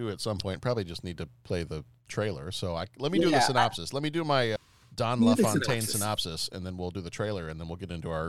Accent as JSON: {"language": "English", "region": "Texas", "country": "United States", "accent": "Southern", "said": "Like I'm from Texas. I used to have a very, very thick accent."}